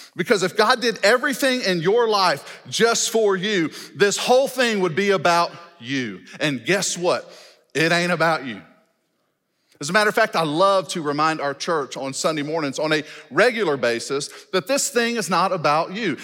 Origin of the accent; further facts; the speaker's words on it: Shreveport, Louisiana, United States; moved away as an adult; now in Fort Smith, United States; I was born and raised in Louisiana, educated in the Louisiana public school system, graduated college from Louisiana, did my master's online. I've been living in Arkansas for nine years